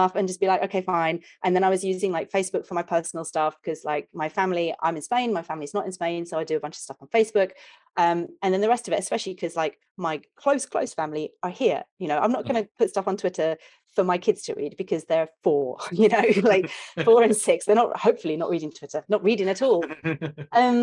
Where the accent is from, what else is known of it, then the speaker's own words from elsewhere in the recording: England, United Kingdom; accent: British; I'm English